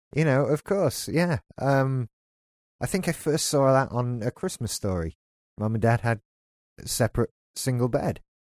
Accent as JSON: {"language": "English", "country": "United Kingdom", "said": "we're British"}